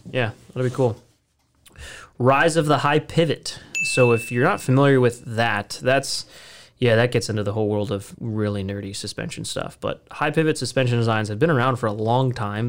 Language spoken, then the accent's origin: English; United States; we're just American boys